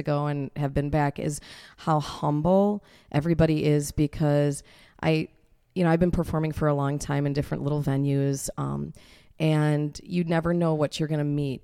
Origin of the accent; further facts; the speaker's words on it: Kenosha, Wisconsin, United States; I was born here in Kenosha